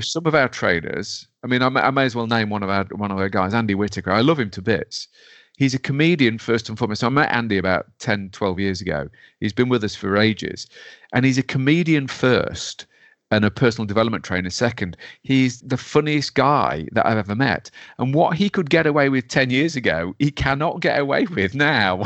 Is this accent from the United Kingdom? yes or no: yes; Derby, East Midlands, United Kingdom; I'm from Derby